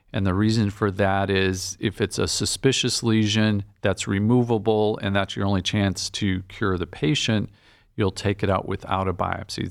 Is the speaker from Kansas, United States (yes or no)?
no; Green Bay, Wisconsin, United States; moved away as an adult; also born or lived in Nebraska / Chicago / Boston; now in Cleveland, United States; I'm was born and raised in Green Bay, Wisconsin